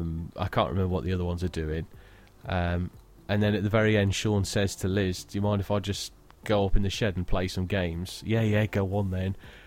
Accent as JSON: {"language": "English", "country": "United Kingdom"}